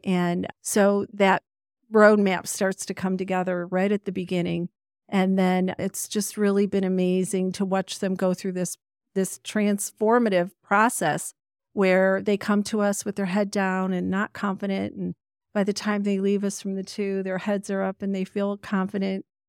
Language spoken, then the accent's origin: English; Ohio, United States; also born or lived in Pennsylvania; I was born in Pennsylvania, but lived in Ohio since the age of four